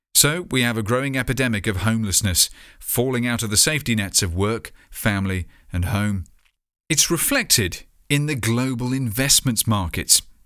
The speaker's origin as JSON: {"language": "English", "country": "United Kingdom", "said": "proud to be British."}